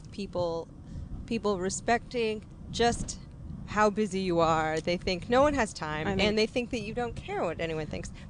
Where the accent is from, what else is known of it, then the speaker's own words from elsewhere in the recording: Northern California, United States; accent: Californian; we were both raised in California, but I'm Northern Californian.